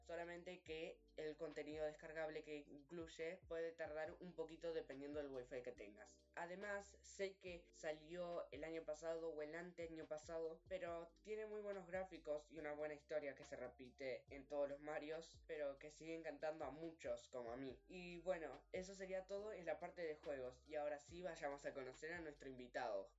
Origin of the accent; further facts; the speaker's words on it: Argentina; Argentina, que es mi país natal